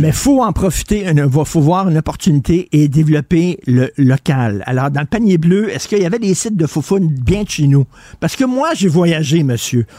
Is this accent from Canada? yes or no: yes; Montreal, Quebec, Canada; j'allais dans les dépanneurs quand j'étais jeune à Verdun, la tabagie à Verdun